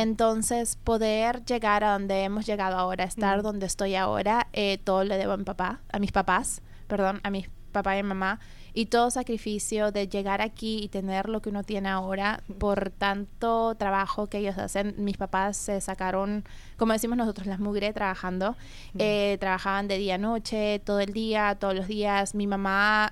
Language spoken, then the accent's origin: Spanish; Peru; yo soy eh, peruana